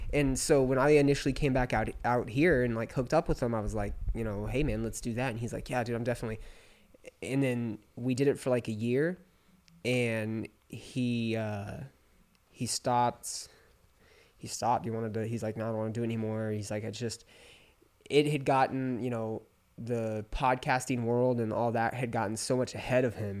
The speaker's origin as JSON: {"language": "English", "town": "Palm Springs", "region": "California", "country": "United States", "tie": "born or raised there", "also_born_or_lived": "Orange County, California", "moved": "as an adult", "said": "I grew up in Palm Springs, California."}